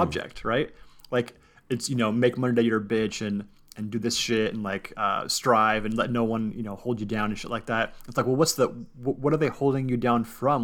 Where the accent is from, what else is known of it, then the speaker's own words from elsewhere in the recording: Southern California, United States; growing up in Southern California